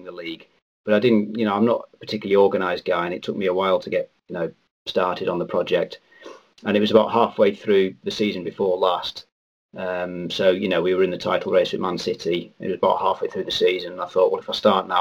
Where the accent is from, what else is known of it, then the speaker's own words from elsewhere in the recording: Cumbria, North West England, United Kingdom; I'm from Cumbria, and I went to a little primary school